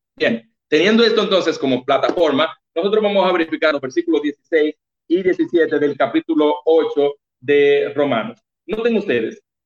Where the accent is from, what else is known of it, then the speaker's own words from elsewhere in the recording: Baní, Peravia, Dominican Republic; me mandaron a la sucursal de donde yo soy, que soy de Baní